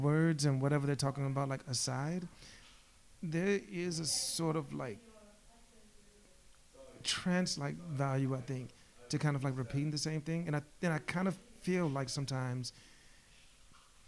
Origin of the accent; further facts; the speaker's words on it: Macon, Georgia, United States; moved away; also born or lived in Atlanta; One thing I didn't appreciate when I was growing up is like how special like the musical culture was in Georgia